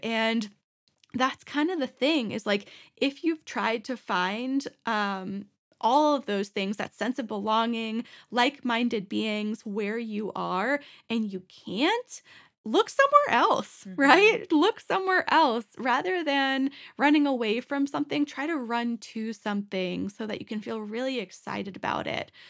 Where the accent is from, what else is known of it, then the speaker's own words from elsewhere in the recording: Boston, Massachusetts, United States; moved away as an adult; now in Denver, United States; me growing up in Boston